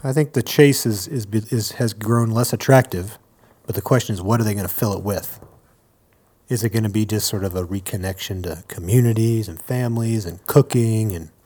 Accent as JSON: {"language": "English", "region": "East Coast", "country": "United States", "tie": "born or raised there", "moved": "yes", "lives_now": "Denver, United States", "said": "I was born on the East Coast and now I live"}